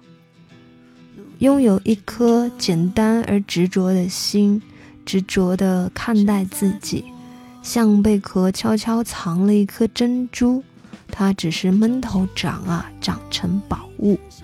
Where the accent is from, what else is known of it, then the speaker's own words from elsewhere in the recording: Xishuangbanna, Yunnan, China; moved away; 从小在那个地方长大的话，就是一个特别野生的一个状态吧